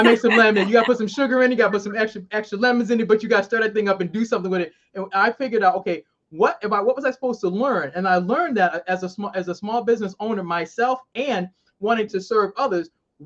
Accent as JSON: {"language": "English", "town": "Boston", "region": "Massachusetts", "country": "United States", "moved": "yes", "lives_now": "Maryland, United States"}